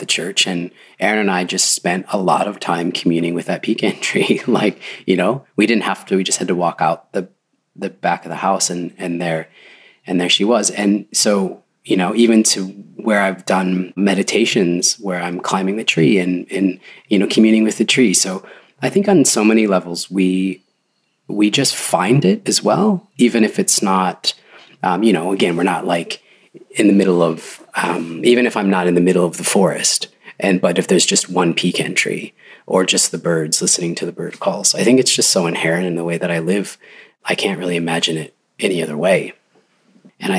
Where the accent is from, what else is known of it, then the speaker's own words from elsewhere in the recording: Michigan, United States; I grew up in Michigan